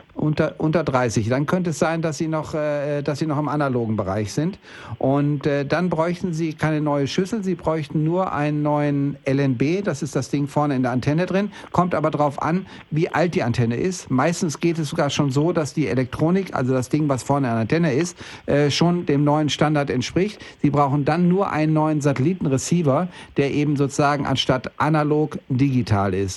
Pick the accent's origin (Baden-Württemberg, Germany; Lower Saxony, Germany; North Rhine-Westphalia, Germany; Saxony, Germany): North Rhine-Westphalia, Germany; Bielefeld; moved away; ich bin jetzt gerade in Bielefeld oben gewesen, in meiner Heimatstadt